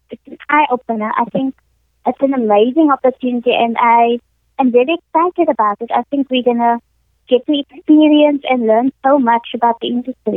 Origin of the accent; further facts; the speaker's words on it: Cape Town, Western Cape, South Africa; I am from Cape Town in South Africa.